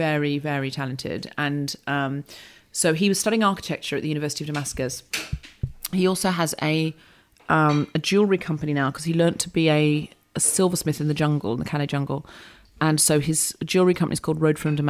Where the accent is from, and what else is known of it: Australia; born or raised there; moved away